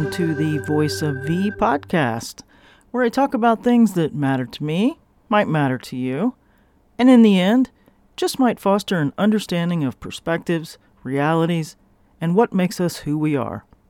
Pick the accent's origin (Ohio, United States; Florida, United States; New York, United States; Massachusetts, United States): Florida, United States; I am from Florida